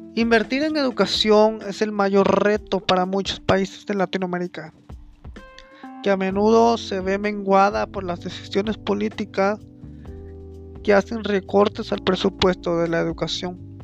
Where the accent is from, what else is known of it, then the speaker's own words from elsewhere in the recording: Mexico; nosotros como mexicanos